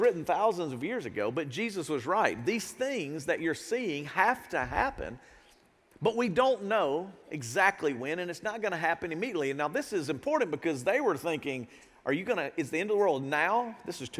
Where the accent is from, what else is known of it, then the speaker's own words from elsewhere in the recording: United States; as an American